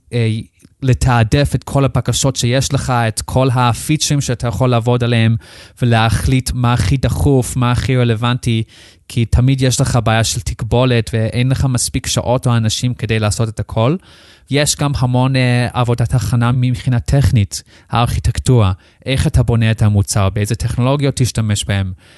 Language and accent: Hebrew; Australia; Hebrew is a second language; moved away as an adult; now in Israel; אני במקום מחוץ לארץ, אה, מאוסטרליה. נולדתי שם, גדלתי שם. בגיל 18 החלטתי לעלות לארץ לבד